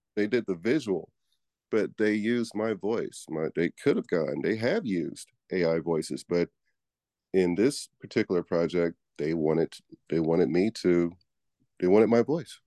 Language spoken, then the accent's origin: English; Houston, Texas, United States; moved away; also born or lived in Manhattan, New York / Laguna, Los Angeles; I am from Houston, Texas. I've lived in Manhattan, New York. I've lived in Laguna, L A, but, uh, Houston is home